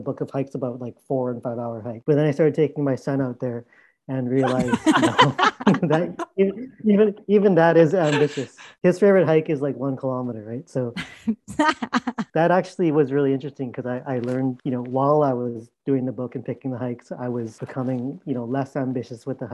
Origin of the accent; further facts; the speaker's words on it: Burnaby, British Columbia, Canada; Growing up in Vancouver, in Burnaby specifically